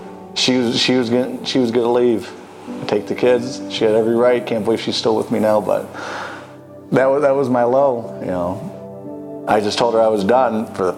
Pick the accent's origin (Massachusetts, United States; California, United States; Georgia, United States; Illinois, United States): Illinois, United States; Chicago Heights; I grew up in Chicago Heights